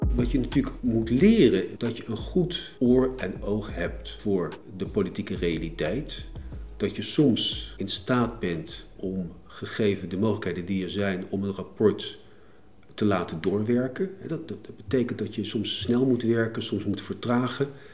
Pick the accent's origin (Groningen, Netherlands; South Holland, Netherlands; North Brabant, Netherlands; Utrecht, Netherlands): South Holland, Netherlands; Leidschendam; also born or lived in The Hague; geboren in Den Haag, opgroeiend in Leidschendam